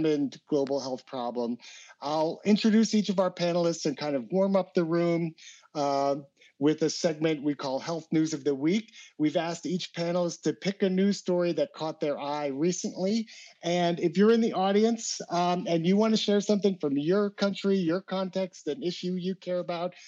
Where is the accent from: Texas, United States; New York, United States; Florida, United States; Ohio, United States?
New York, United States; as a New Yorker